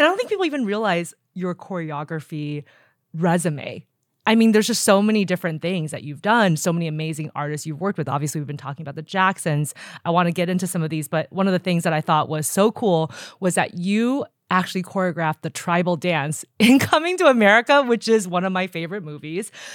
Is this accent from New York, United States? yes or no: no; Los Angeles, California, United States; during junior high and high school, I grew up in Los Angeles.